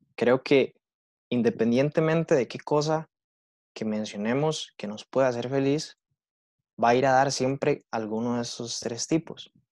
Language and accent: Spanish; Heredia, Costa Rica; Yo que crecí en Heredia